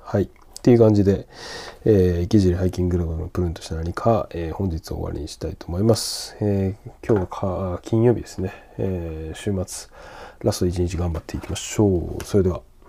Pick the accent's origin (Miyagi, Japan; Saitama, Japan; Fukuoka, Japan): Miyagi, Japan; Sendai; now in Tokyo, Japan; 仙台出身